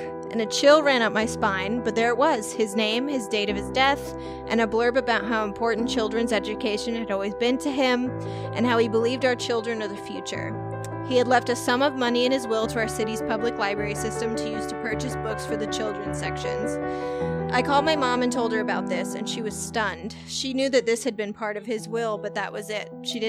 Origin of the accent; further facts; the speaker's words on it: Canada; We named her Raven. Not a super common name here. I'm Canadian.